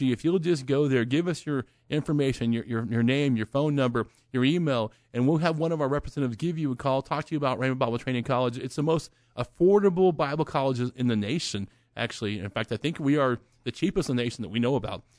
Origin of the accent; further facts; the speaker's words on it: Oklahoma, United States; I'm from Oklahoma.